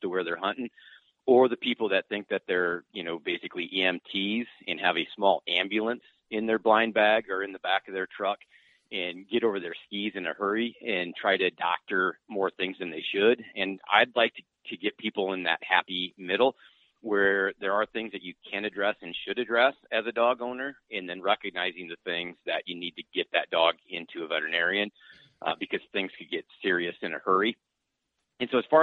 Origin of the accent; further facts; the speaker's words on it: Northwest Iowa, United States; now in Sioux Falls, United States; I grew up in Northwest Iowa